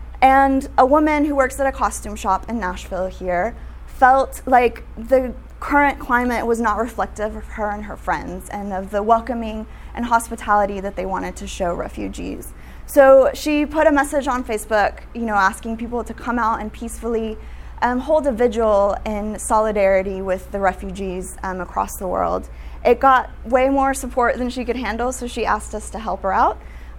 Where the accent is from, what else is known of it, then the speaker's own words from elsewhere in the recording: Guatemala; I grew up in Guatemala. I'm half Guatemalan, half American.